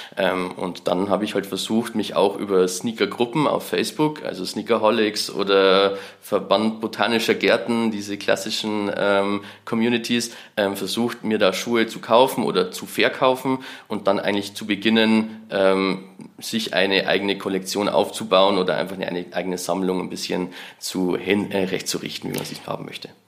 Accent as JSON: {"language": "German", "region": "Bavarian Forest", "country": "Germany", "tie": "born or raised there", "said": "ich bin halt im Bayerischen Wald am Land aufgewachsen."}